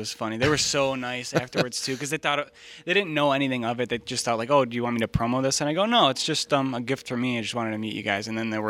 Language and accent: English; Niagara Falls, New York, United States; An entrepreneur, born and raised in Niagara Falls, New York.